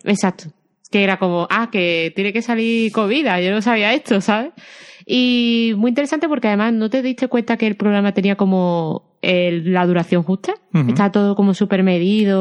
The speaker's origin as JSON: {"language": "Spanish", "region": "Andalusia", "country": "Spain", "accent": "Andalusian", "said": "mi acento andaluz"}